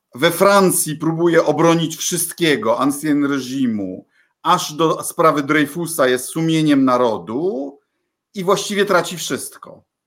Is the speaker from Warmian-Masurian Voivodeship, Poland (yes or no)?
no; Bydgoszcz, Kuyavian-Pomeranian Voivodeship, Poland; also born or lived in Nakło nad Notecią; u nas w Bydgoszczy